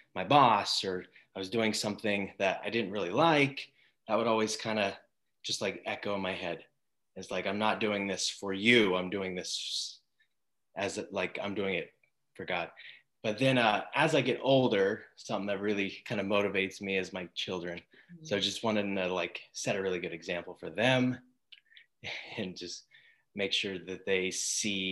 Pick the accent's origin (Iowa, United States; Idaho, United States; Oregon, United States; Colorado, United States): Idaho, United States; Coeur d'Alene; also born or lived in Athol, Idaho; I grew up in Coeur d'Alene until about junior high, and then I moved out to Athol and then came back when I was 18.